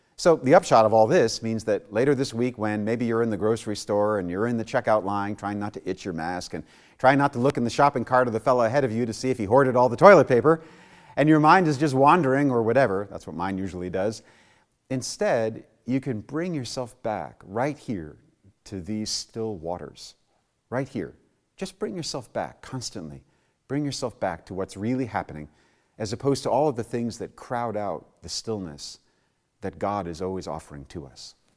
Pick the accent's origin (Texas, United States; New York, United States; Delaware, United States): New York, United States; New York City; I was born and raised in New York City